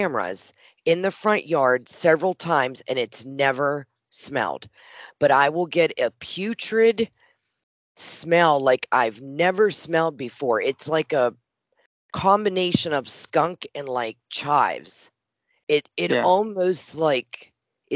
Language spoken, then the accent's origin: English; Western Pennsylvania, United States; now in Tennessee, United States; I was born and raised in Western Pennsylvania.